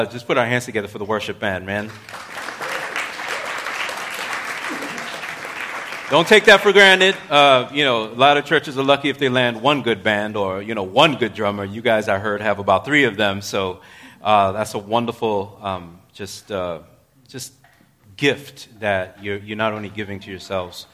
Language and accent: English; New York City, New York, United States; I'm in the other New York, right? I'm a New Yorker